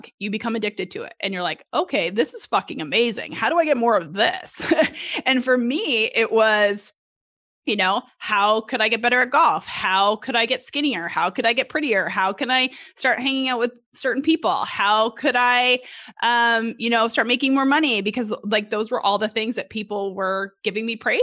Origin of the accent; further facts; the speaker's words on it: Edmonton, Alberta, Canada; moved away as an adult; now in Little Rock, United States; grew up in Edmonton, Alberta, right outside of Edmonton until I was about 10 or 11 years old, moved to the city